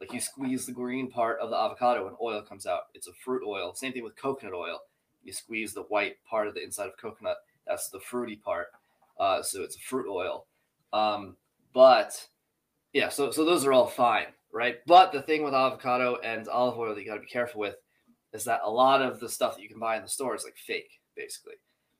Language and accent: English; New Jersey, United States; I'm Jersey Italian, just like you are.